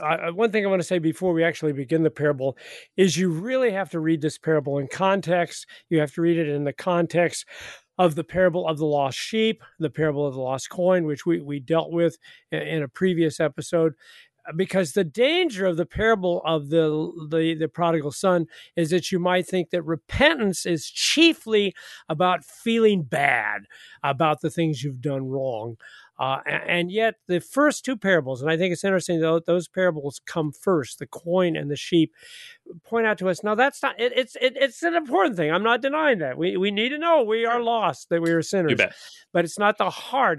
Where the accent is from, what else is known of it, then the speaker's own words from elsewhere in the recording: New Athens, Illinois, United States; I'm in my hometown of New Athens right now